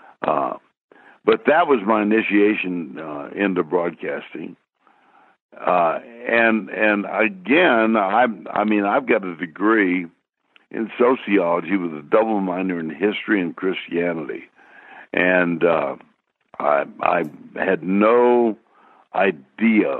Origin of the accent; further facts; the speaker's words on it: Austin, Texas, United States; also born or lived in Minnesota / Everett, Washington / Seattle, Washington / Dallas; went back to my hometown of Austin